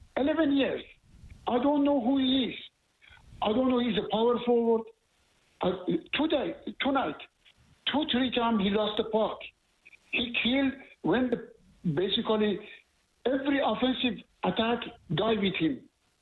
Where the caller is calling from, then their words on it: Montreal, Quebec, Canada; I'm calling from Montreal